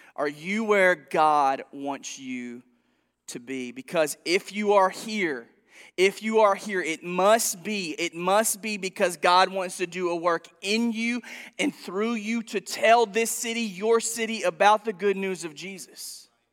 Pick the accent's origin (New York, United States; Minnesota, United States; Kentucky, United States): Kentucky, United States; Princeton; moved away as an adult; also born or lived in Arizona; now in Paducah, United States; I'm from Princeton originally